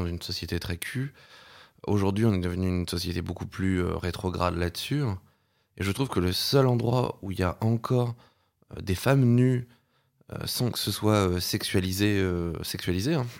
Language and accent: French; Paris, Île-de-France, France; j'ai grandi à Paris